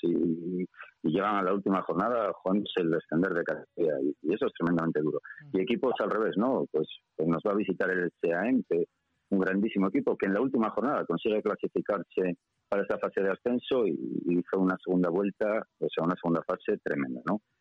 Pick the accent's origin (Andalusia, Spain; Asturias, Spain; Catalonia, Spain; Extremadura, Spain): Asturias, Spain; Oviedo; para los que somos de Oviedo, oviedistas